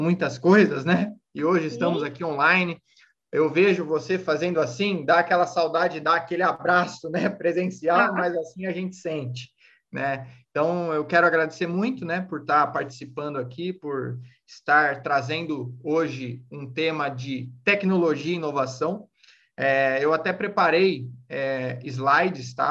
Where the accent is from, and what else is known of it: Brazil